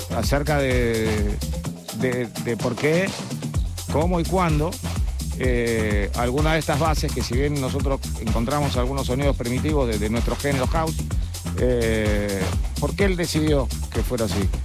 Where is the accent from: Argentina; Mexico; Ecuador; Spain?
Argentina; como argentinos, queriendo a nuestro país